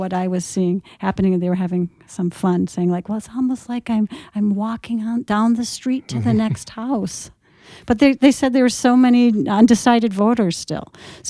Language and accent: English; Minnesota, United States; I'm from Minnesota.